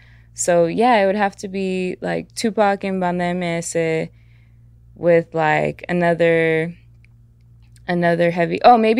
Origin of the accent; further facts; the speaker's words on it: Atlanta, Georgia, United States; also born or lived in San Bernardino County, California; so I was born in the Bay, mm-hmm. in San Bernardino County, and then I moved to my mother's like hometown, Atlanta, Georgia